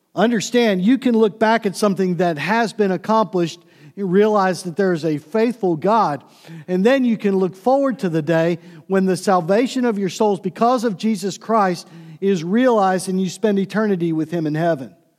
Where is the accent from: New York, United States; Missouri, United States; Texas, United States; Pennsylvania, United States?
Pennsylvania, United States; Pittsburgh; also born or lived in Cleveland; growing up in Pittsburgh and living in Cleveland for a short time